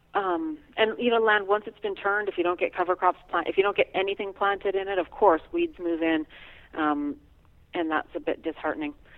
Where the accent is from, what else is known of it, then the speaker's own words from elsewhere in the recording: Alberta, Canada; moved away; I grew up in Alberta, where farms are thousands of acres.